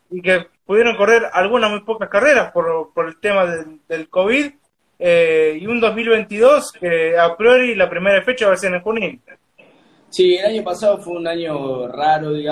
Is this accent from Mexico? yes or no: no; Rojas, Buenos Aires Province, Argentina; Yo soy de Roja, estoy laburando en una empresa de acá, Roja, en Bayern